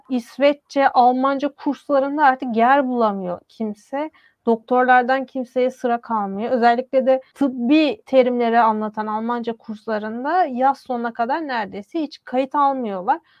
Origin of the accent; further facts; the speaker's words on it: Istanbul, Turkey; Benim ailem bir asırdır İstanbul'da yaşıyor. Ve bir Balkan mübadele daha önce de söylediğim gibi. Ve ben memleketimi sorduklarında İstanbul diyorum.